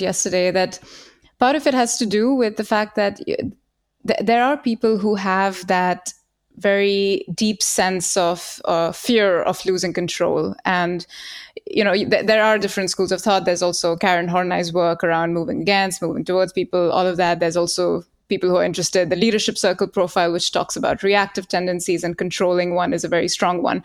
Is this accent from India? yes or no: yes; India; moved away as an adult; now in Germany; I grew up in India